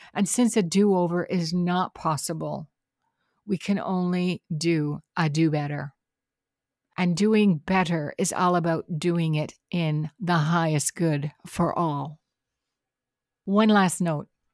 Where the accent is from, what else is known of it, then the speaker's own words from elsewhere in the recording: Canada; I am Canadian.